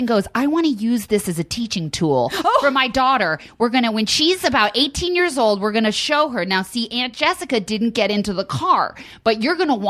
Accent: Westfield, New Jersey, United States; also born or lived in Princeton, New Jersey; I was born in Princeton, New Jersey, but I grew up in Westfield, New Jersey my whole life

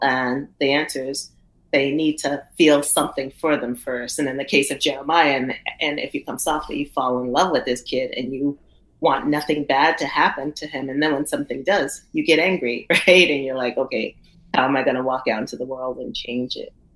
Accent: the South, United States; I come from the South, and and the Southern storytelling is just what it is

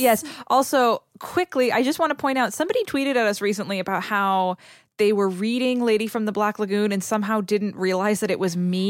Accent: New England, United States; I'm from New England

